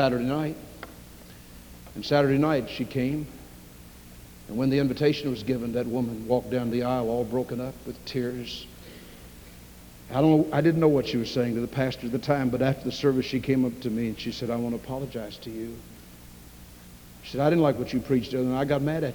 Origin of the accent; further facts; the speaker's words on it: Louisville, Kentucky, United States; I grew up in Louisville